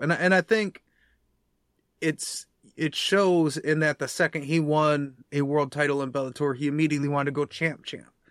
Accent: United States; we're American

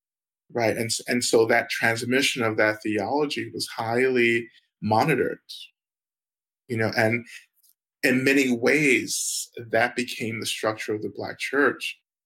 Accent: the South, United States; And for me, again, growing up in the South, growing up in the Black church, you know, Black religion was so policed, you know, by white communities.

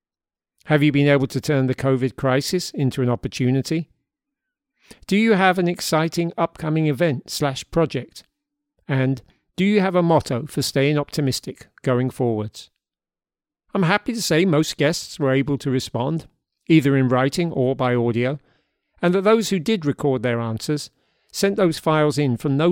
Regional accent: London, United Kingdom; now in Hudson Valley, United States; We grew up together in South London

